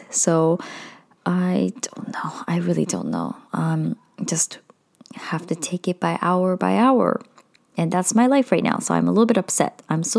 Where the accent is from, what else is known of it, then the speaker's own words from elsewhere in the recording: Japan; Some of you might know I am Indian, but I was born in Japan as a third culture kid. So I was highly bullied throughout my childhood.